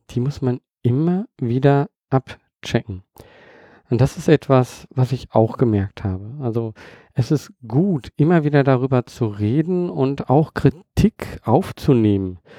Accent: Germany; born there; Ich bin in Deutschland geboren

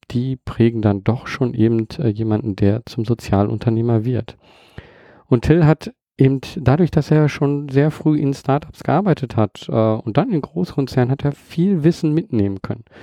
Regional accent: Germany; born there; Ich bin in Deutschland geboren

